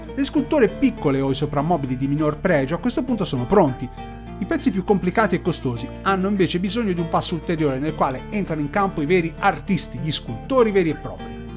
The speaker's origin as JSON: {"language": "Italian", "town": "Pontedera", "region": "Tuscany", "country": "Italy", "tie": "born or raised there", "said": "la cittadina che mi ha dato i Natali, Pontedera"}